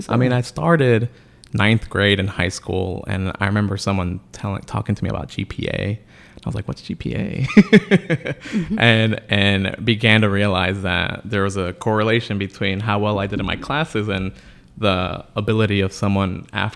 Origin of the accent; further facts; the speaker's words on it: Los Angeles, California, United States; now in Sanford, United States; And what was important for us was that growing up in LA, I was also really sick with asthma.